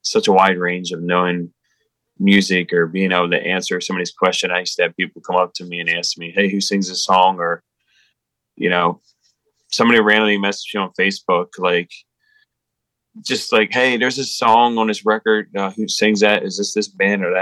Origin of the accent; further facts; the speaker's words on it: South Hanover, Pennsylvania, United States; it's in South Hanover, my hometown.